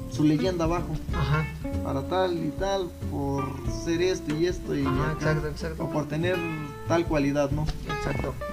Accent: Chapultepec de Pozos, Guanajuato, Mexico; yo, por ejemplo, pues vengo orgullosamente desde Chapultepec de Pozos.

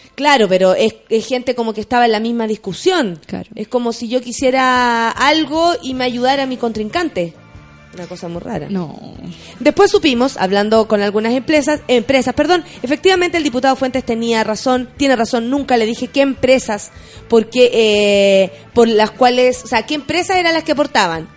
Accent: Chile; nosotros, como pueblo chileno

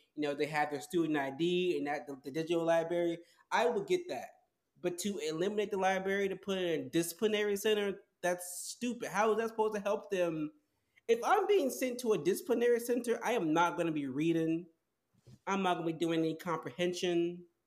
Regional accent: United States

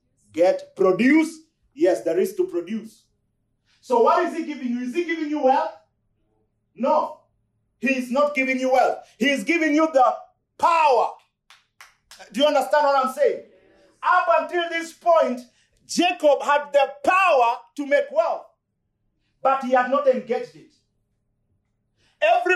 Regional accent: Luoland, Kenya; I come from Luoland

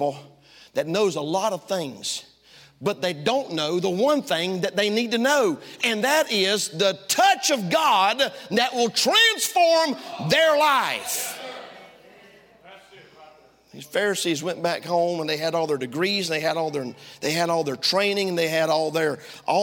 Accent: Tifton, Georgia, United States; moved away; also born or lived in South Africa; I'm from down south. Some of y'all didn't know that. I was born in South Georgia, a place called Tifton

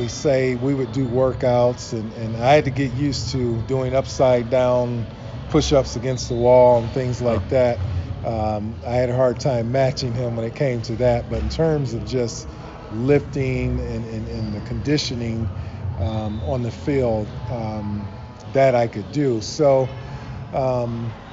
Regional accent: Akron, Ohio, United States; I grew up in Akron, Ohio

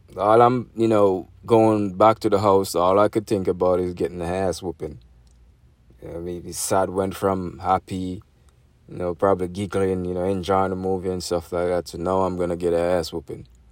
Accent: Jamaica; moved away; That's growing up in Jamaica

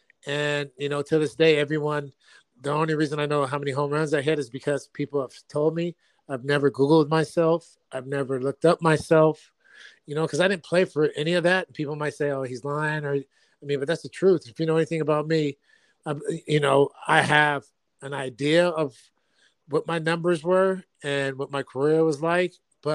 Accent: Sacramento, California, United States; also born or lived in Davis, California; I went first 4 years of elementary school were in Davis, California. Then we moved to Sacramento and I was from the View. You know, I grew up in Meadowview

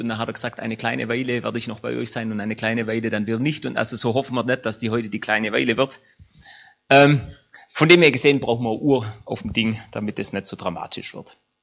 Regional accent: Germany; uns als Deutsche

